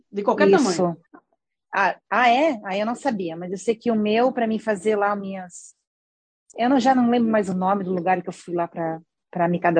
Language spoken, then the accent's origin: Portuguese; Brazil; é que nós somos brasileira, né, amiga?